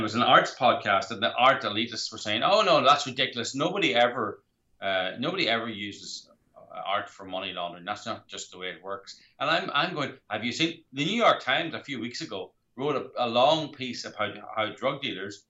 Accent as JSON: {"language": "English", "country": "Ireland", "said": "I'm from Ireland"}